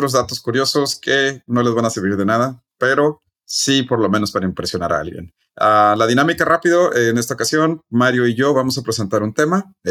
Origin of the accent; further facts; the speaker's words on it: Chihuahua, Mexico; yo eh, soy de Chihuahua, no